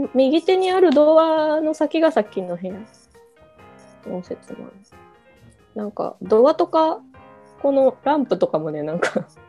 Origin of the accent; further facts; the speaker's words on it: Kochi, Japan; also born or lived in Tokyo; こ高知のその、スタジオにしとるところは